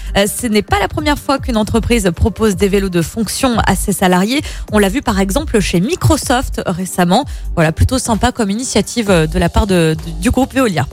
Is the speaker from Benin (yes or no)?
no; France; chez nous en France